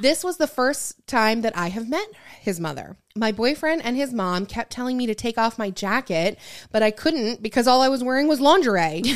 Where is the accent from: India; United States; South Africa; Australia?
United States; Michigan; moved away; growing up in Michigan